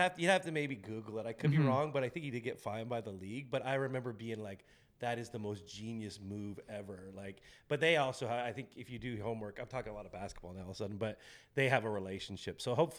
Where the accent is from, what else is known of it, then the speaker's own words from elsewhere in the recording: Ontario, Canada; I grew up near Windsor and my uncle took me to Pistons games.